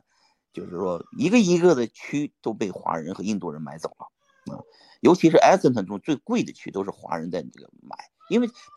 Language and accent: Chinese; Pingyao, Shanxi, China; 我是山西人，我是山西平遥人。我是个中国籍的人，但是最终的结果呢，我又变成了一个在美国生活的中国人啊，拿着护照中国的